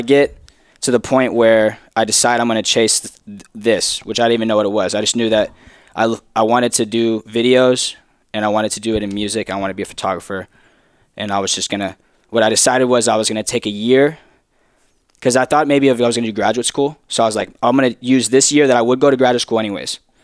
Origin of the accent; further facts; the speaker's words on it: Texas, United States; I'm from Texas.